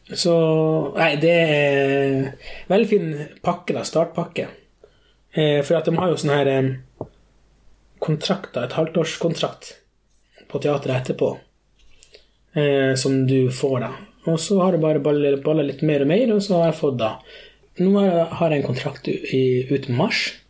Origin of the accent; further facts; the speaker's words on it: Skogsfjord, Troms, Norway; also born or lived in São Paulo, Brazil / Kvaløya; Jeg er da adoptert fra Sao Paulo, Brasil, mm. da jeg var fem år. Eh, da kom jeg til Ringvassøya, eh, Skogsfjord, og jeg oppvokste her